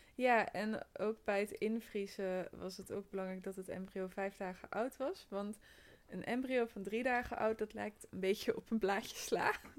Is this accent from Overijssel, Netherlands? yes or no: no; North Brabant, Netherlands; moved away; omdat ik uit Brabant kom